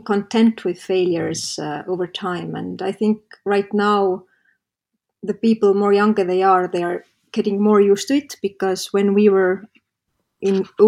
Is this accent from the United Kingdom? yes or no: no; Estonia; in this kind of region where I live, I come from Estonia